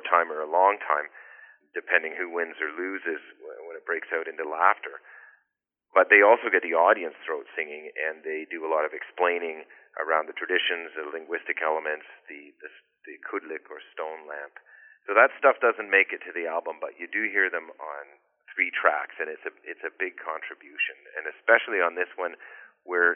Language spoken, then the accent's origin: English; Georgian Bay, Ontario, Canada; also born or lived in British Columbia; now in Cobourg, Canada; I grew up driving boats on Georgian Bay